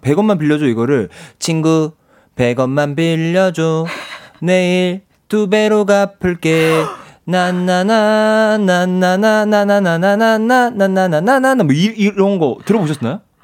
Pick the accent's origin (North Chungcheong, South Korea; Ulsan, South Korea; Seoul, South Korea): Ulsan, South Korea; 이 경상도 사람이니까